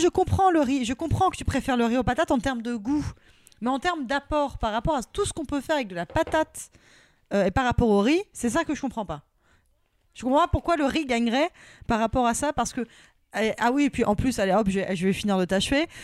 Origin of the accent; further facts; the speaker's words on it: Normandy, France; now in Paris, France; je suis normande